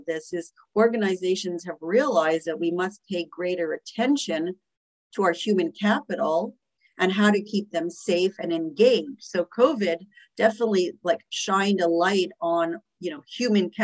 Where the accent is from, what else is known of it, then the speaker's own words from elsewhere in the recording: Montreal, Quebec, Canada; moved away as an adult; now in New York City, United States; I am originally from Canada, from Montreal. I've lived in New York City for 24 years